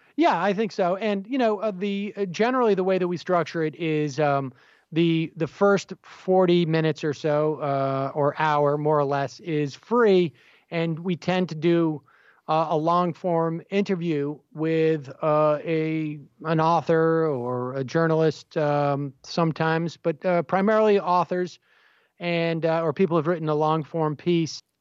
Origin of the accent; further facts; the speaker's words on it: Worcester, Massachusetts, United States; I was involved in local politics where I grew up in Worcester, Massachusetts